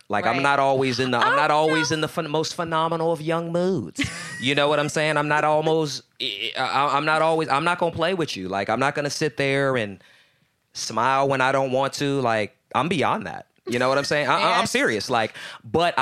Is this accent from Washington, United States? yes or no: no; Houston, Texas, United States; moved away; also born or lived in Baton Rouge, Louisiana / Atlanta, Georgia; Born in Baton Rouge, raised in Houston, Texas, mm-hmm. and I moved from Atlanta